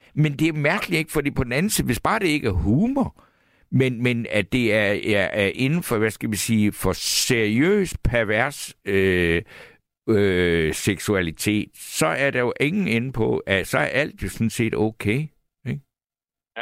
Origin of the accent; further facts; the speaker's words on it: Funen, Southern Denmark, Denmark; Jeg kommer fra Fyn